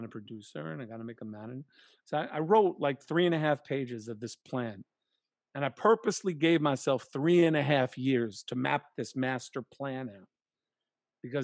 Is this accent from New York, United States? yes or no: yes; New York City, New York, United States; also born or lived in Far Rockaway; I'm a kid from Queens.